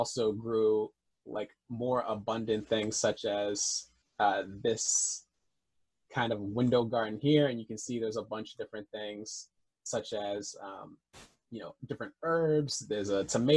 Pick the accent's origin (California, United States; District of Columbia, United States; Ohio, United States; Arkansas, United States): District of Columbia, United States; Washington; also born or lived in Boston; When I came back from Boston back to the DC area where I'm from